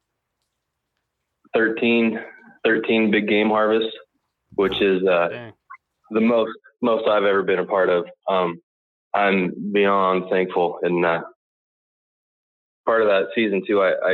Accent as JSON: {"language": "English", "region": "Colorado", "country": "United States", "tie": "born or raised there", "said": "I grew up out in Colorado."}